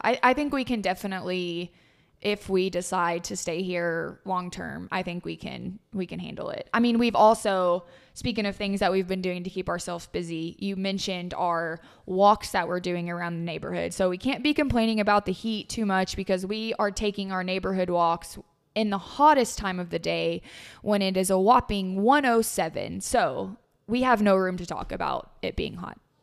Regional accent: Tennessee, United States; moved away; I grew up in Tennessee

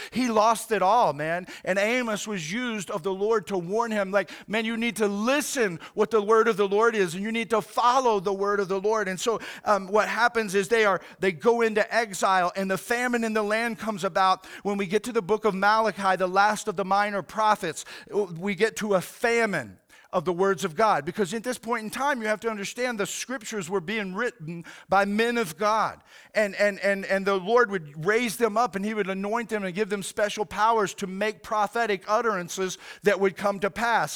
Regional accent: Oklahoma City, Oklahoma, United States; I grew up in Oklahoma City

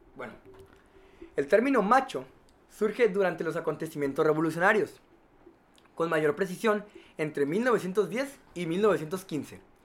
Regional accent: Mexico; nosotros como mexicanos

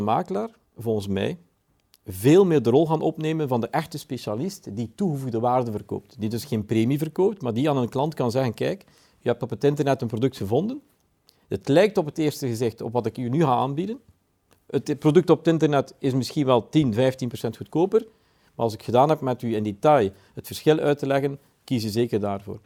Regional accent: Belgium; We komen als Belgen

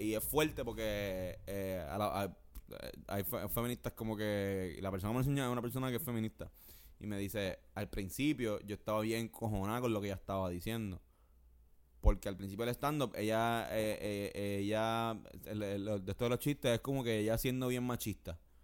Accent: Puerto Rico; uno como boricua

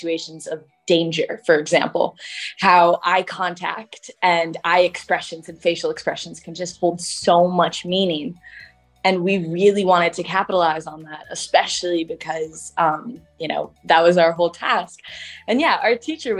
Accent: Chicago, Illinois, United States; I was born and raised in Chicago

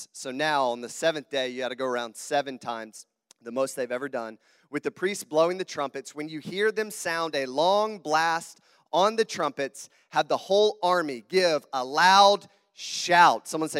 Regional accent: Southern United States, United States; accent: southern; also born or lived in Sydney, Australia; I have a southern accent. I am not from Wisconsin, obviously. So if you hear my southern twang come out, can everybody understand me okay?

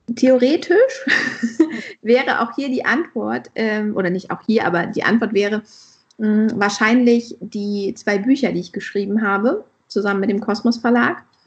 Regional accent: Hesse, Germany; moved away; also born or lived in northern Germany; ich komme ja nicht ursprünglich aus dem Norden, ich bin ja eher aus Hessen

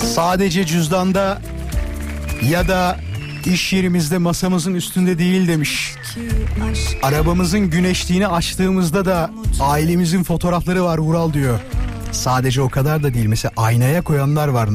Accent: İzmit, Kocaeli, Turkey; moved away; also born or lived in Istanbul; ben İzmitliyim İstanbul'da yaşıyordum

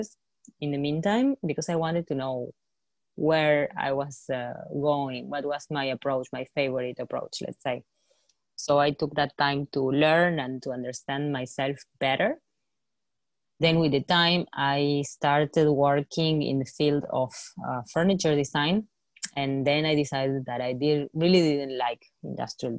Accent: Argentina; growing up in Argentina, we faced so many crises

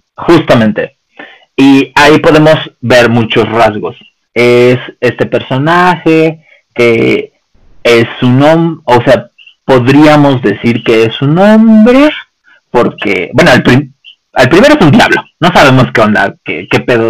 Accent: Mexico; nosotros, como los mexicanos

